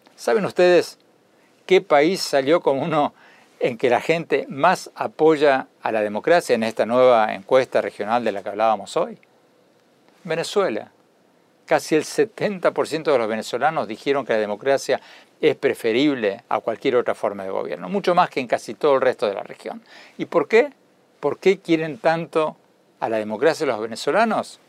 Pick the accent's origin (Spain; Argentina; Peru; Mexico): Argentina; moved away as an adult; now in United States; Yo me fui de Argentina en 1976, cuando asomaba una dictadura militar de derecha. Me fui a estudiar a Estados Unidos